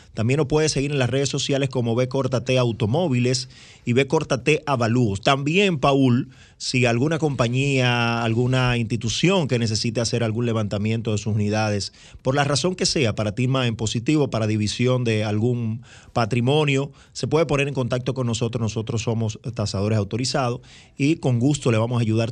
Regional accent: Dominican Republic; como dominicano

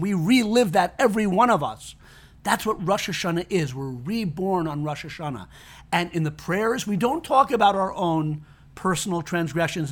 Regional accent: Connecticut, United States; I grew up in Connecticut

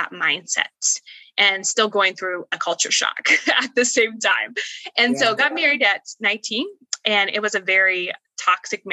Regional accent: Indiana, United States; moved away as an adult; now in Florida, United States; I was born and raised in Indiana and I was actually born and raised in the Amish culture

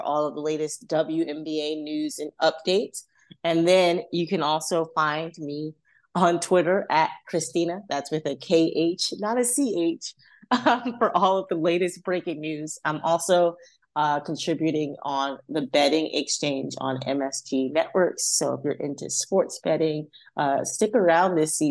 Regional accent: New York City, New York, United States; I grew up in Harlem, which is like the mecca of basketball here in New York

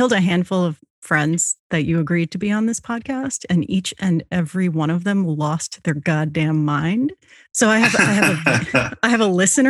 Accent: Rhode Island, United States; I'm from Rhode Island.

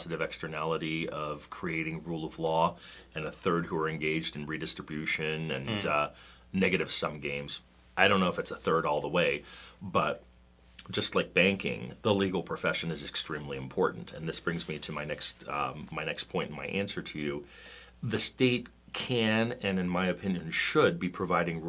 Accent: Washington, District of Columbia, United States; we're both from Washington, the Washington, D.C. area originally

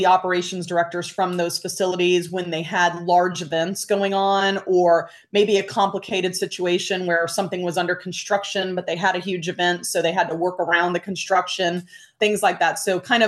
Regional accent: Miami, Florida, United States; I grew up in Miami, Florida

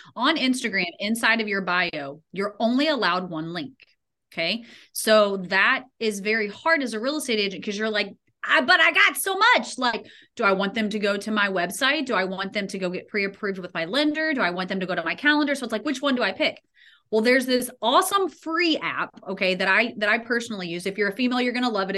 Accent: Louisville, Kentucky, United States; my hometown of Louisville, Kentucky

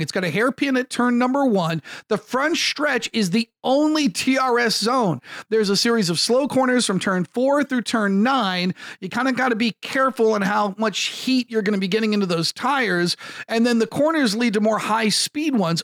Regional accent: United States; an American sports talk show host

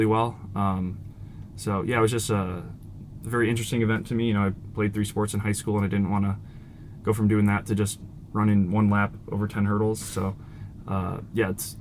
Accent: Iowa City, Iowa, United States; I grew up in Iowa City, so I've been going to like high school track meets

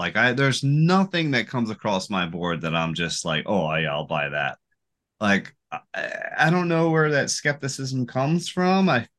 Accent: Florida, United States; I'm from Florida.

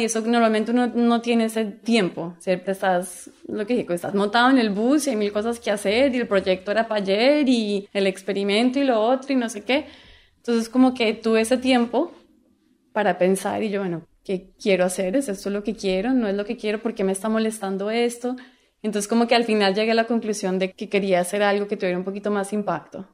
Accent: Colombia; moved away as an adult; now in United States; yo soy colombiana

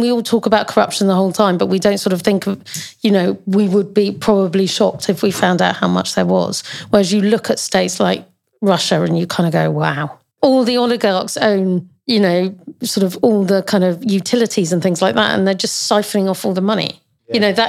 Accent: United Kingdom; Totally with you. We're British.

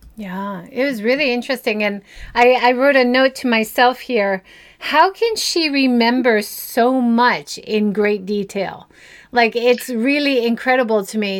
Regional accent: Hawaii, United States; now in Japan; I'm originally from Hawaii

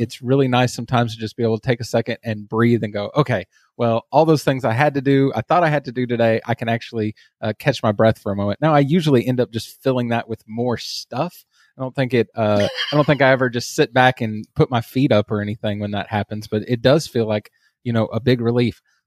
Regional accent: Texas, United States; as you can probably hear from my accent. I am from Texas

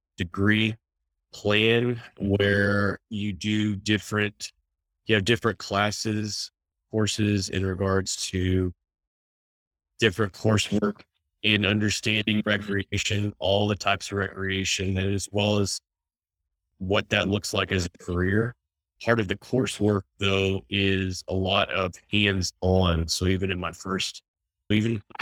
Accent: Houston, Texas, United States; I grew up in Houston, Texas

